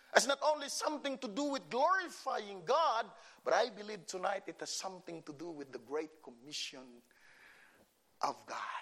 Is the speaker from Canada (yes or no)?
no; Philippines; English is a second language; moved away; I came from the Philippines